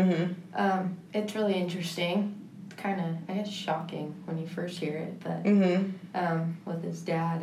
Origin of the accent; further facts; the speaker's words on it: San Juan Capistrano, California, United States; moved away as an adult; also born or lived in Canyon, Texas; now in Fort Lupton, United States; I'm originally from San Juan Capistrano, California.